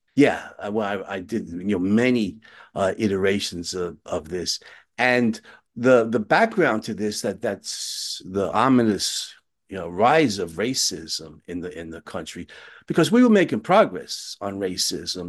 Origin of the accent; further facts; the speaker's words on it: United States; I'm an American